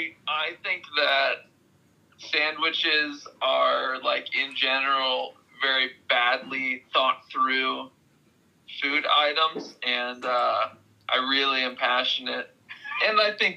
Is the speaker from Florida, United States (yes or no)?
no; Columbus, Ohio, United States